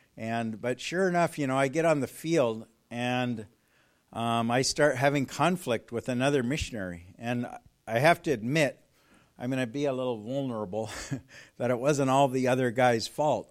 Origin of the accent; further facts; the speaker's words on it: California, United States; moved away as an adult; also born or lived in Colorado Springs; I'm from California